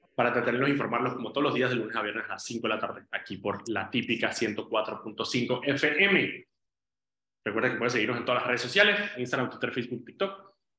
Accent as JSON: {"language": "Spanish", "town": "Medellín", "region": "Antioquia", "country": "Colombia", "tie": "born or raised there", "moved": "yes", "said": "yo nací en, Medellín, en Colombia, y viví allí"}